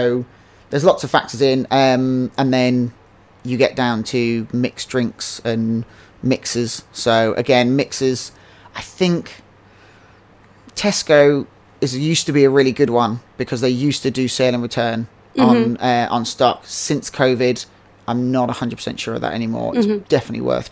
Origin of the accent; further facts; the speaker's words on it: Henley-on-Thames, South East England, United Kingdom; moved away as an adult; I've always wanted to come back to my hometown, Henley-on-Thames, and launch a distillery here